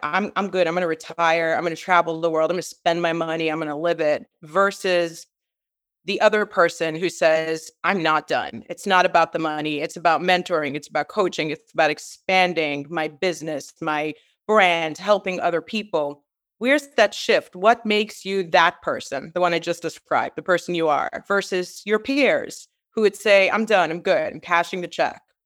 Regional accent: New York, United States; I'm from Brooklyn, New York

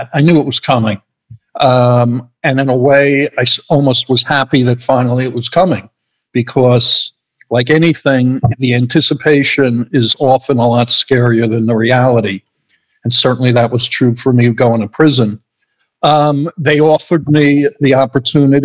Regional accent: New York, United States; moved away as an adult; now in Los Angeles, United States; I'm from New York. I currently live in Los Angeles, where my company is based

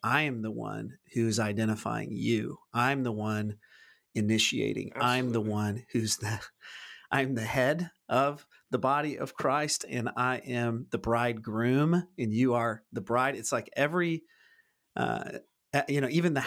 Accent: United States; I've always struggled growing up in the American church, that really only being the only context that I've been swimming in.

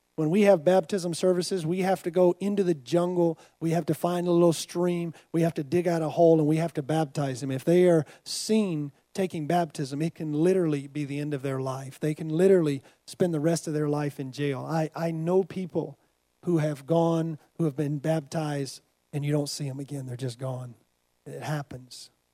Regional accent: United States; I'm from America.

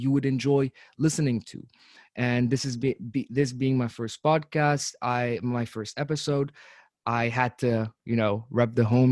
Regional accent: Abu Dhabi, United Arab Emirates; moved away as an adult; also born or lived in Tunisia / England; I'm from Tunisia. I've lived in the UAE, in Abu Dhabi, from 2008 till 2016, and further, and after 2016, of course, as I would call it my home even to this day. But I was raised in Abu Dhabi for most of my life

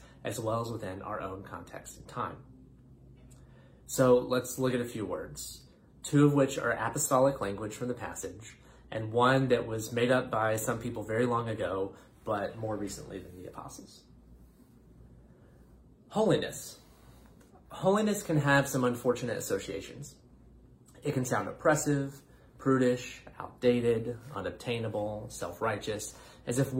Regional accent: North Carolina, United States; moved away; from my home state of North Carolina

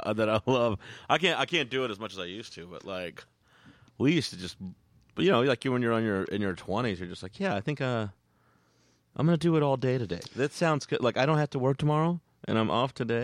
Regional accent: Texas, United States; moved away; grew up in Texas

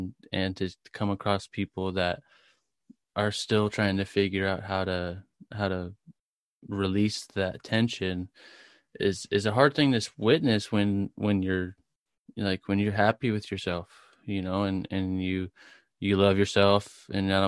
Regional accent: Murrieta, California, United States; Murrieta, California.

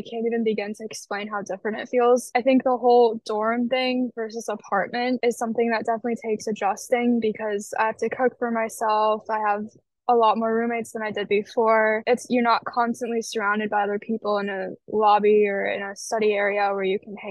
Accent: Michigan, United States; I'm from Michigan. Mm-hmm. But originally, I did want to go out of state. Like, I wanted to challenge myself and break out of that kind of barrier that I've always been in Michigan my whole life

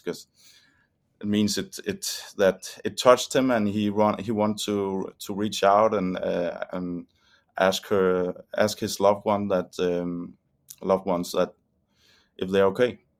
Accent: Denmark; we're from Denmark

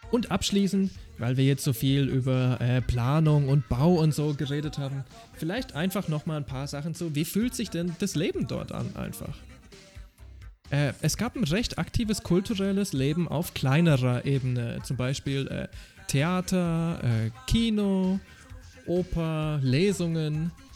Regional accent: Germany; Als ein Deutscher, der in der Stadt wohnt, wo es recht teuer ist zu mieten

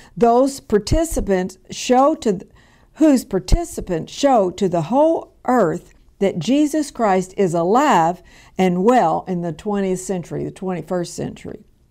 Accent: Louisville, Kentucky, United States; where I was born and raised in Louisville, Kentucky

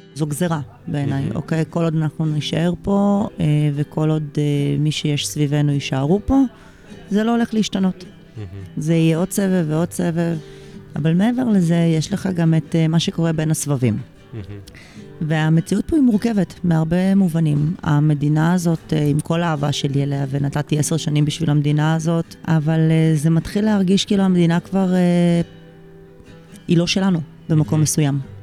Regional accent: Jerusalem, Jerusalem District, Israel; אני גדלתי בירושלים בזמן האינתיפאדה השנייה

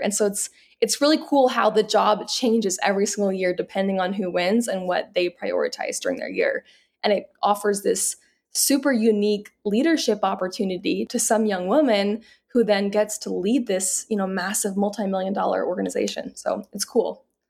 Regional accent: Salt Lake City, Utah, United States; I'm born and raised in Salt Lake City

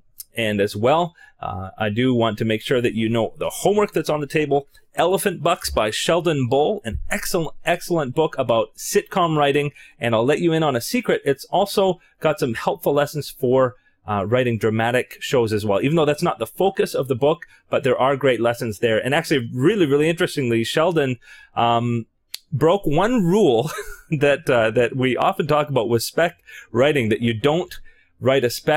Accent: Canada; I'm Canadian

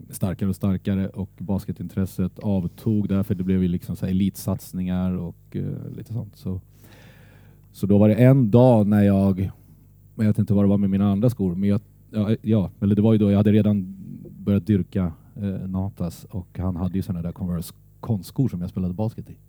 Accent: Södertälje, Stockholm County, Sweden; Ja, det är jag. Där är min far född och där är min äldsta son eh, född, mitt äldsta barn.

